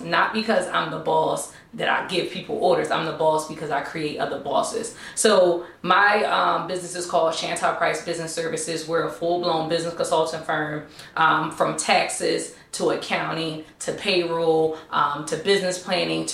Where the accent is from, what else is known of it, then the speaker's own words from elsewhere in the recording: Philadelphia, Pennsylvania, United States; moved away as an adult; also born or lived in Delaware; I'm from Philadelphia, but we lived in Delaware